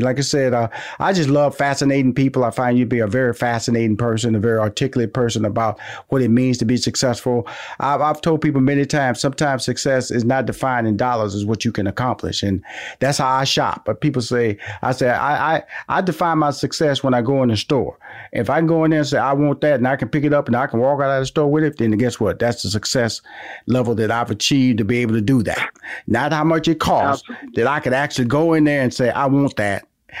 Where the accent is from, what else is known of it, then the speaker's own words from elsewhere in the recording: Houston, Texas, United States; I'm from Houston. You're from South Carolina. We're Texas and South Carolina. We're both from the South now.